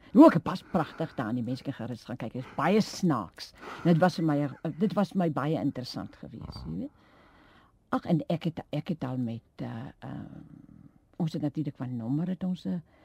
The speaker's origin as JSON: {"language": "Afrikaans", "town": "Hoekwil", "region": "Western Cape", "country": "South Africa", "tie": "born or raised there", "also_born_or_lived": "George", "moved": "as an adult", "said": "Ek is gebore in Hoekwil. Jy weet dit is 'n klein plekie daar naby George."}